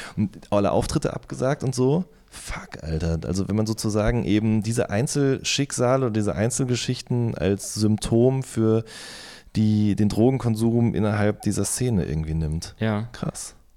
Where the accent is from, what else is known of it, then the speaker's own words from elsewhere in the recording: Hagen, North Rhine-Westphalia, Germany; in meiner Heimatstadt aufgetreten entstanden ist, im Werkhof in Hohenlimburg